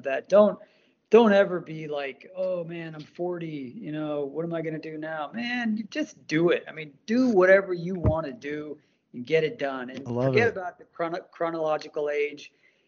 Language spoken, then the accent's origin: English; India; I'm from India